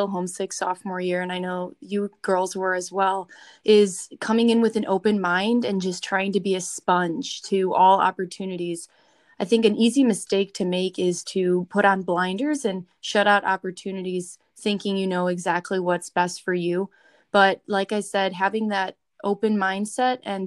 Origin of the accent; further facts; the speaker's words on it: Chicago, Illinois, United States; moved away as an adult; now in Bloomington, United States; I'm only from Chicago